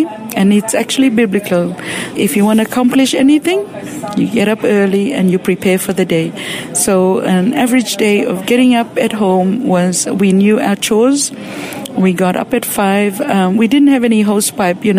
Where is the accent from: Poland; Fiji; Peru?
Fiji; moved away as an adult; now in Australia; I grew up in Fiji.